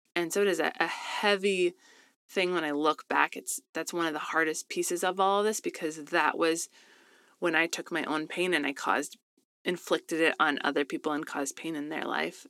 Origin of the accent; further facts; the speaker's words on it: Colorado, United States; now in Southern California, United States; I grew up in Colorado, best place ever